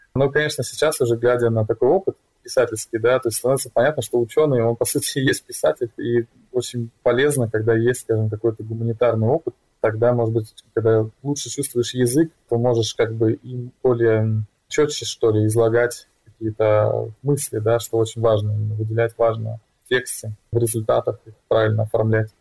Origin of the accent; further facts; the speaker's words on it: Vladivostok, Primorsky Krai, Russia; в то время, когда я там рос, это 90-е годы, начало нулевых, тогда в России